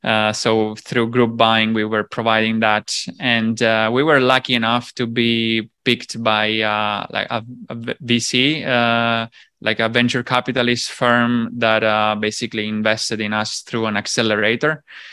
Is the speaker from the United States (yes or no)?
no; Sicily, Italy; So basically, I'm from Sicily, which is another island. So I jump from islands to islands.